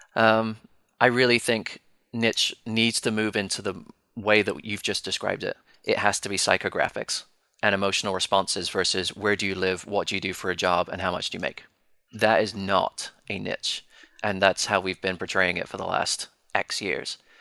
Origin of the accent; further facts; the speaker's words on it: United Kingdom; Being British